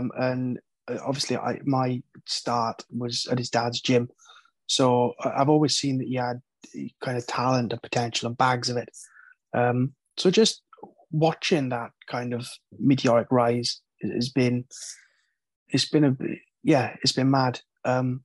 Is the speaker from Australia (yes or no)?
no; Wales, United Kingdom; being from Wales, coming up in the Welsh MMA scene